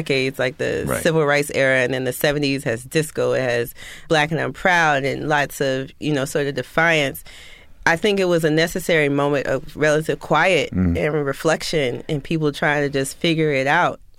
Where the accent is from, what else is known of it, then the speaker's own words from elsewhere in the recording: West Palm Beach, Florida, United States; grew up in West Palm Beach, Florida, WPOM 1600